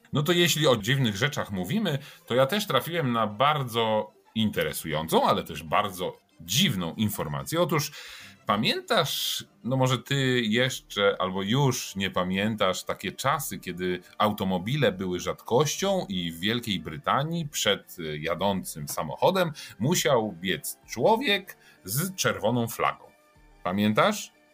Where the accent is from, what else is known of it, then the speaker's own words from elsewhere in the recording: Poznań, Greater Poland, Poland; włączyła mi się moja poznańska dusza